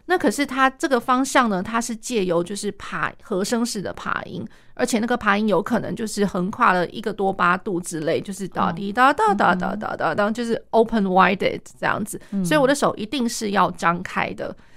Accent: Taiwan; 像我们，我们台湾这边的话

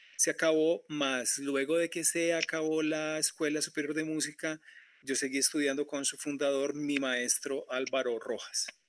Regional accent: Colombia; Yo soy colombiano

